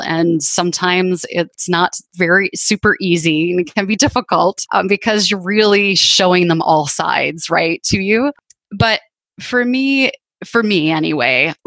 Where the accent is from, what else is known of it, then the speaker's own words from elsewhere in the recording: Canada; moved away; I grew up in Canada, and I have a sister who still lives up there